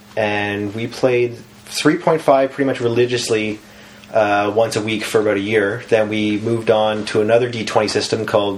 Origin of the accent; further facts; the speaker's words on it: near Lunenburg, Nova Scotia, Canada; moved away; I lived near Lunenburg, Nova Scotia.